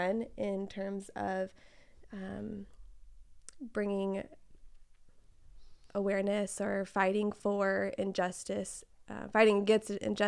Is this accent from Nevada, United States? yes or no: no; Fresno, California, United States; Fresno, here. I mean, hardly any diversity, way far removed from all of that, right?